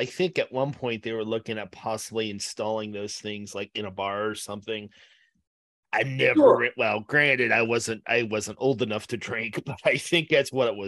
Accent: Westlake, Ohio, United States; moved away; when I lived in the Cleveland area, I lived in Westlake, Ohio

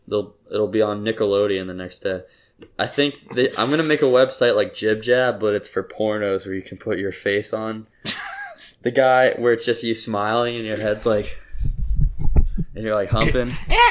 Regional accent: Cincinnati, Ohio, United States; We're from Adam and I went to high school in Cincy.

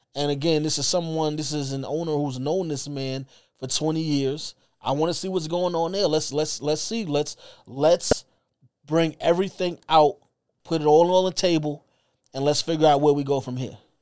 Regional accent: New York City, New York, United States; I'm from New York. I'm from Brooklyn.

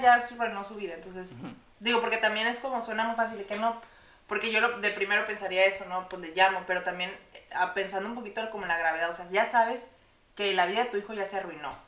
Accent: Monterrey, Nuevo León, Mexico; en Monterrey, en mi ciudad natal

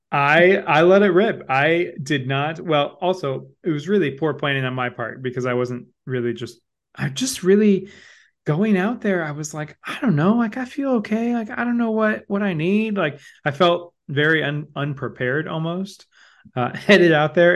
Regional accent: Midwest, United States; being a Midwesterner

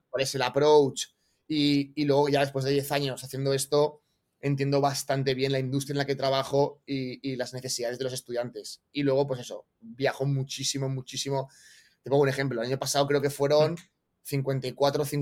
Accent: Valencia, Valencian Community, Spain; also born or lived in Barcelona / Australia; Soy de Valencia, ¿vale? Nací, en Valencia

